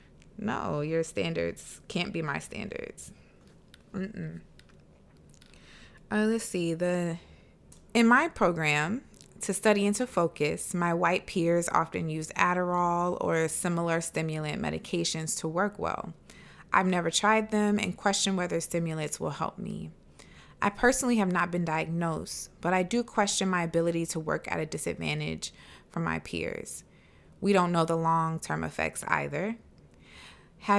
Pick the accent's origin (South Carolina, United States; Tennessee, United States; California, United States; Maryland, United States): South Carolina, United States; I grew up in the South, in South Carolina, in like a very kind of Christian household